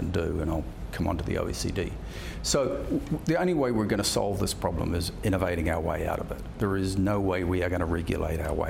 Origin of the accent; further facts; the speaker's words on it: New Zealand; I'm a New Zealander